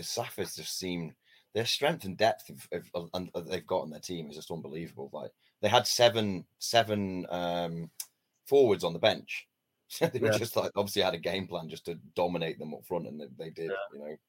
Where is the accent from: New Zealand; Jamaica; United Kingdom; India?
United Kingdom; Midlands; I'm from Midlands. I'm not from that foot north